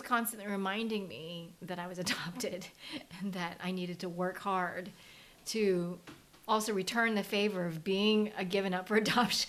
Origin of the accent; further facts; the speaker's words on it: Virginia Beach, Virginia, United States; Like, I grew up in Virginia Beach, Virginia.